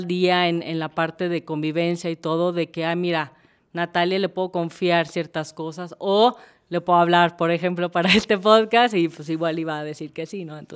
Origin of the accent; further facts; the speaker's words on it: Colima, Mexico; now in Guadalajara, Mexico; soy originaria de Colima, de, pero pues ya soy más adoptada tapatía que nada, pues ya llevo más de 38 años aquí.